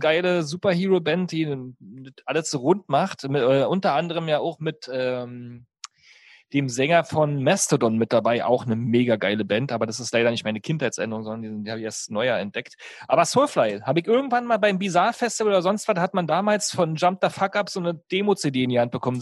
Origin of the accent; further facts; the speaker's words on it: East Germany, Germany; Ich komme ja aus der DDR